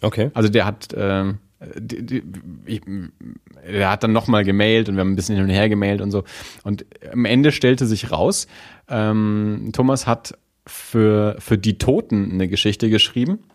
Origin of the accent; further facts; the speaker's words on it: Nuremberg, Bavaria, Germany; wir als Nürnberger